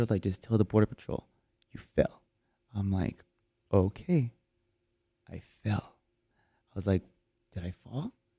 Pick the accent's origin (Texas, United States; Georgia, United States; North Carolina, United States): Texas, United States; El Paso; moved away as an adult; now in Austin, United States; I'm from El Paso. Border city.